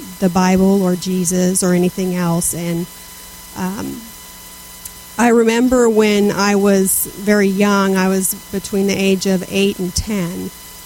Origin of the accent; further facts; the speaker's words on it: Southern California, United States; I was raised in Southern California